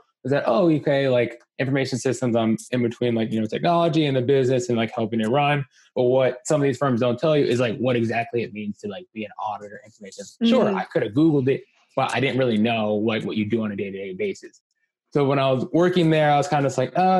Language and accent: English; Columbia, Maryland, United States; also born or lived in Washington, D.C.; now in San Francisco, United States; I grew up in Columbia, Maryland. Howard County stand up